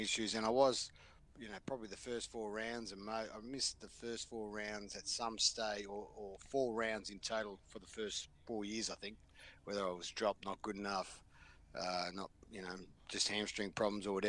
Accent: Queensland, Australia; growing up in Queensland is not always the easiest pathway

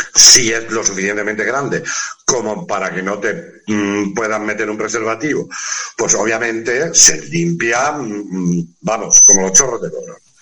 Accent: Spain; somos latinos, somos españoles, somos, somos mediterráneos.

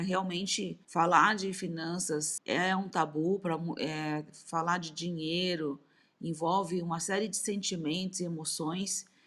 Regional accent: Brazil; Sou brasileira, descendente nipônica

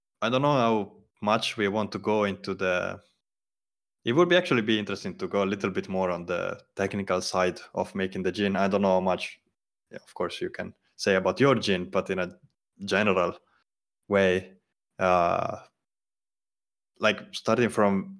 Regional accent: Veneto, Italy; I'm from Veneto in Italy, and the typical drink there is grappa

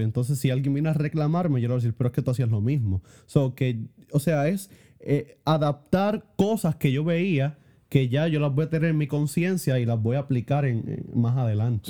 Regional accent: Puerto Rico; realmente esa fue la primera vez que yo salí de Puerto Rico

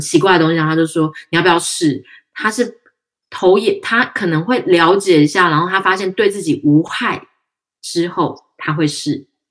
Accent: Tainan, Taiwan; 因为我们台南人嘛

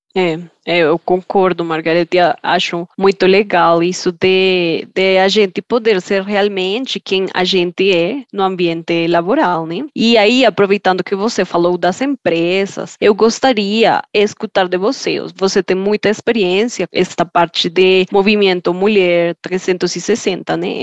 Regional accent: Colombia; Portuguese is a second language; moved away

